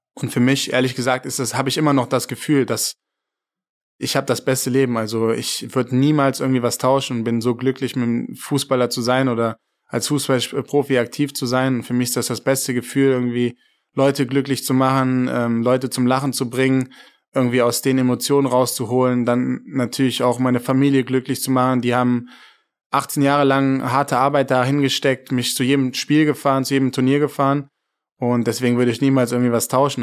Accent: Germany; moved away as an adult; als Deutscher

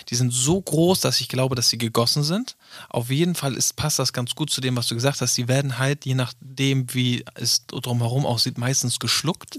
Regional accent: Northern Germany, Germany; ich komme aus dem Norden

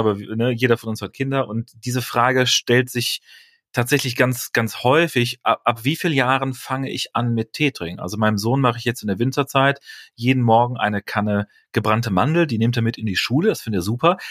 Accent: near Aachen, North Rhine-Westphalia, Germany; moved away as an adult; also born or lived in Bremen; Ich bin ja kein gebürtiger Bonner, sondern äh, ähm, komme aus der Nähe von Aachen

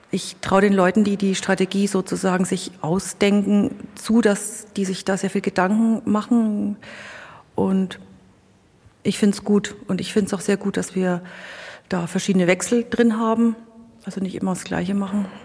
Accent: Bavaria, Germany; Ich bin hier äh, in der Nähe von Immenreuth geboren. Also bin hier quasi in meine Heimat zurückgekommen

